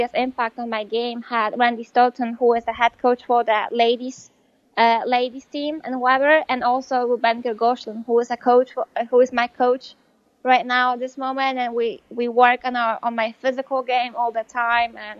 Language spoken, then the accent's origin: English; Poland; English is a second language; moved away as an adult; now in United States; in Poland, I graduated from high school when I was 19